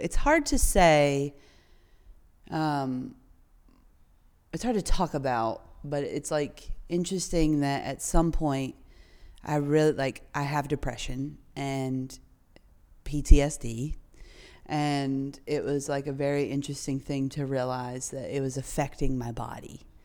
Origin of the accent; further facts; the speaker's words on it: North Carolina, United States; I grew up in North Carolina, uh, right in the thick of the Bible Belt